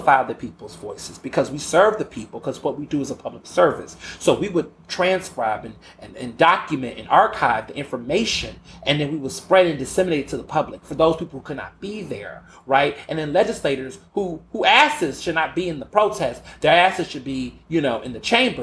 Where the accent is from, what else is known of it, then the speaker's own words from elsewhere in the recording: the South, United States; I grew up hearing that in the South.